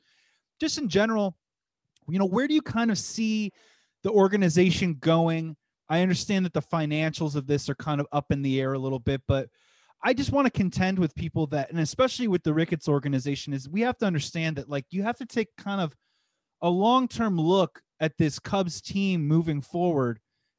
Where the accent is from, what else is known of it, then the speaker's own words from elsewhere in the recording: Midwest, United States; We're from the Midwest together. We're from the almost sort of the same area, which is super awesome.